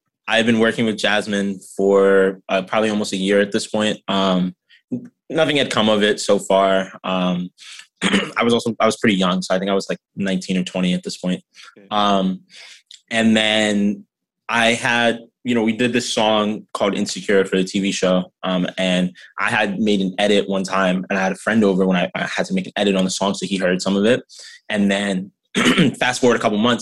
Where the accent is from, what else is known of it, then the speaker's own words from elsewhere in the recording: Philadelphia, Pennsylvania, United States; also born or lived in New York; So I was actually born in New York, but I moved to Philly when I was 11 or 12, somewhere around then. So Philly is definitely like home. That's where I grew up